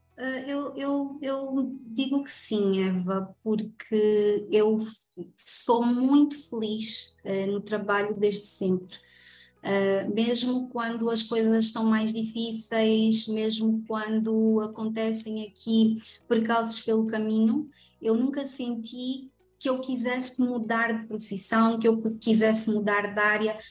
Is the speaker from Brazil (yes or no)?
no; Angola; sou angolana de alma, coração